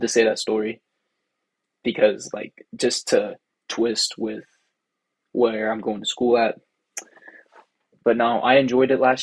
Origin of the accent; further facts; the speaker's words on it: Seneca, Kansas, United States; moved away as an adult; now in Rochester, United States; I'm from Seneca, Kansas. I live on a farm